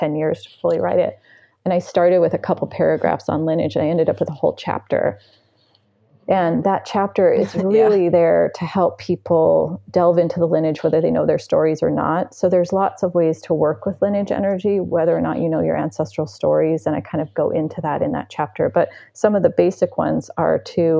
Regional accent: United States; I'm American

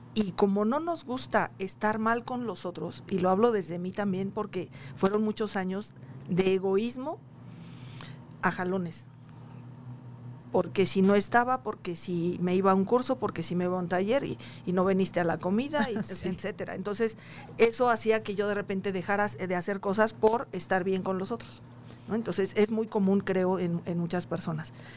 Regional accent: town near Coacalco, State of Mexico, Mexico; cercano a, la casa, al, pueblo de donde soy

